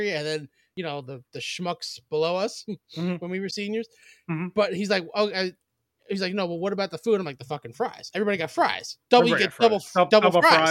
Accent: New York, United States; we're from New York

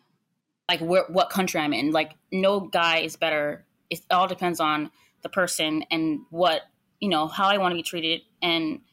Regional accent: United States; I'm American

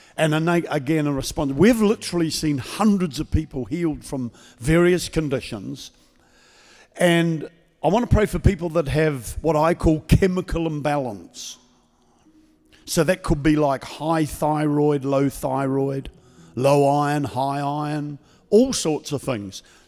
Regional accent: New Zealand; now in Queensland, Australia; I'm from the state of Queensland in Australia. I've been there for thirty-seven years. Before that, I was a Kiwi from New Zealand.

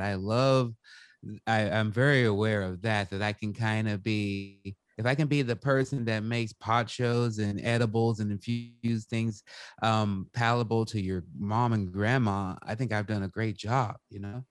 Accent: Salem, Oregon, United States; I was growing up in the Pacific Northwest. I was in Salem, Oregon at the time.

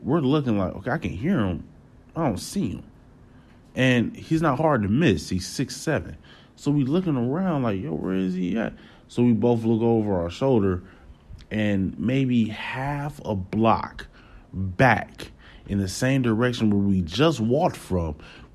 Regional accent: Wisconsin, United States; we're from Wisconsin

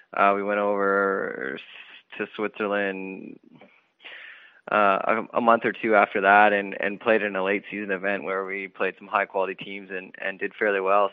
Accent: Sarnia, Ontario, Canada; the Sarnia World Curling Tour event, which is in my hometown

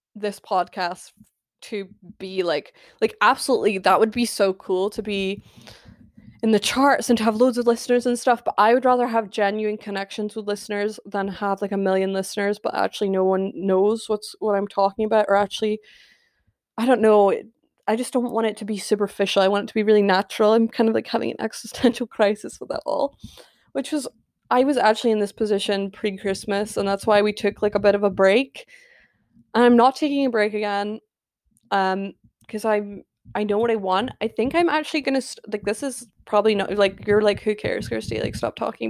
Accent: Scotland, United Kingdom; I live in Scotland. I am Scottish, born and bred.

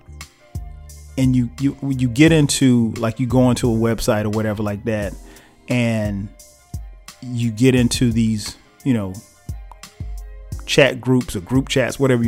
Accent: South Carolina, United States; moved away as an adult; now in Atlanta, United States; we're from South Carolina

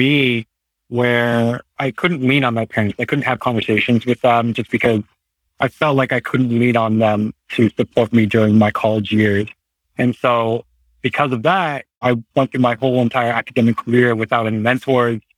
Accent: Hayward, California, United States; also born or lived in Santa Cruz, California / Aptos, California / Pleasanton, California / Danville, California; now in Livermore, United States; I was born and raised in Hayward, California

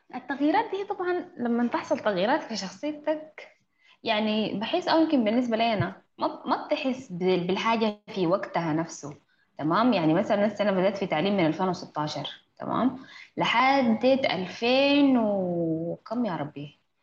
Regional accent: Sudan; عندنا في السودان

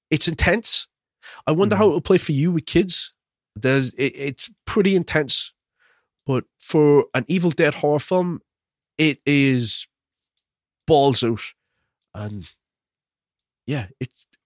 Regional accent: Ireland; I am Irish, like, Will.

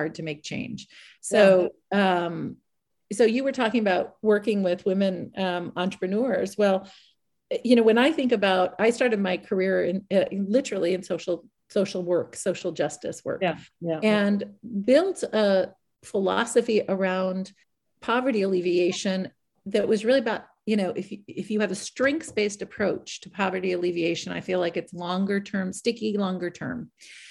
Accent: Iowa, United States; as a white woman in the United States, growing up in Iowa

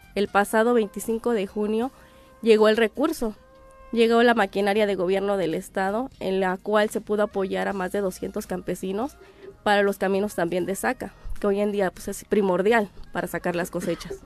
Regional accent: Cuautla, Morelos, Mexico; moved away as an adult; now in Tlayacapan, Mexico; yo soy de Cuautla, Morelos.

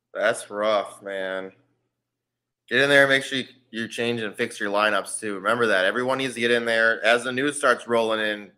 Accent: South Haven, Minnesota, United States; I'm from South Haven, Minnesota, bro. Talk about small town, 187 people.

